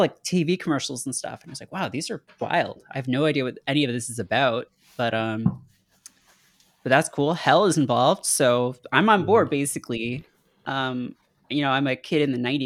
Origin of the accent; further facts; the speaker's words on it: Canada; I'm Canadian